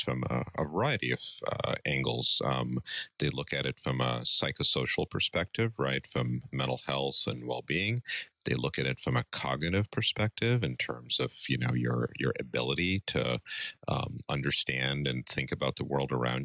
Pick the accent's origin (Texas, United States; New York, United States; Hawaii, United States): New York, United States; New York City; also born or lived in East Coast / Midwest; now in Madison, United States; I grew up out east in New York City